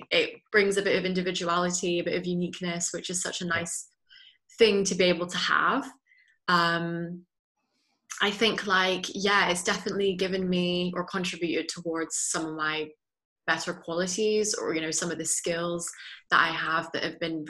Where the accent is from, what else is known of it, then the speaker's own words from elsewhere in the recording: Belgium; also born or lived in Netherlands; I have a British passport, but I was born in the Netherlands and I've grown up in Belgium from the age of 3.